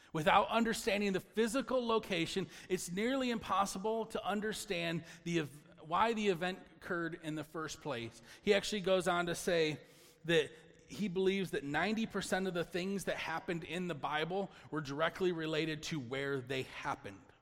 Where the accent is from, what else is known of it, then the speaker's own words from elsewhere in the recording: Michigan, United States; we're from Michigan